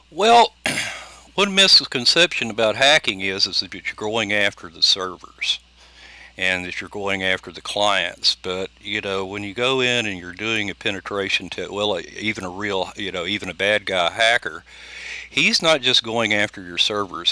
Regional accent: United States; being Native American

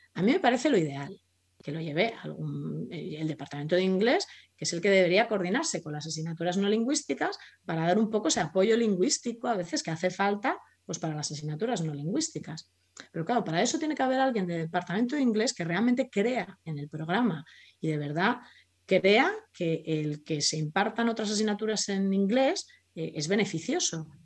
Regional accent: Spain; yo soy español

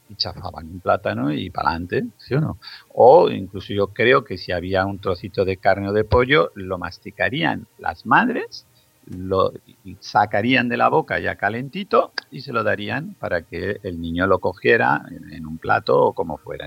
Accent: Zaragoza, Aragon, Spain; en la ciudad donde yo nací, en Zaragoza

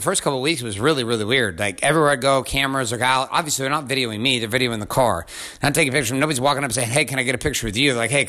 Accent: Stockton, California, United States; also born or lived in different areas around the country; I grew up in Stockton, California, and in different areas around the country. Like, I did not come from money.

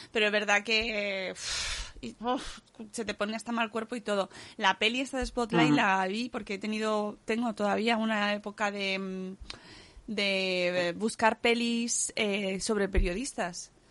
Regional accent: Cáceres, Extremadura, Spain; En mi pueblo también se puede ir, ¿eh? En Cáceres.

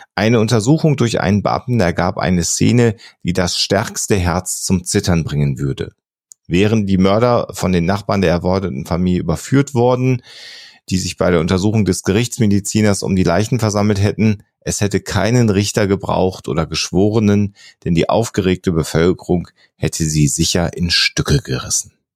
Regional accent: near Hille, North Rhine-Westphalia, Germany; ein kleiner Ort, der wirklich bei mir an meiner Heimatstadt direkt ums Eck ist

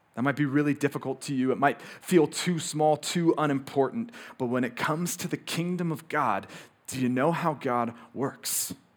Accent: Moscow, Idaho, United States; born or raised there

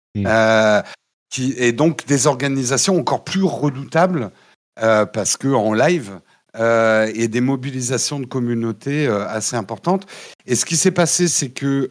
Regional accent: France; on est des Gaulois désorganisés

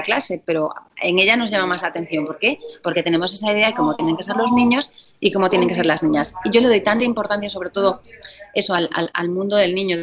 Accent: Galicia, Spain; moved away; en Galicia, mi tierra, eh, somos muchos del carnaval ya desde toda la vida

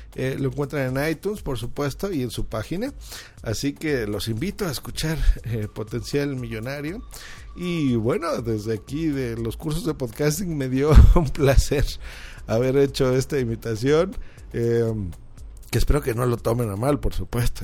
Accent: Mexico City, Mexico; yo soy un podcaster mexicano de la Ciudad de México

